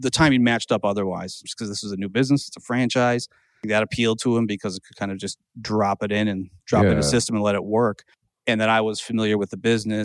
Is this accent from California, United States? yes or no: no; Owatonna, Minnesota, United States; also born or lived in Madison; I grew up in Owatonna, Minnesota.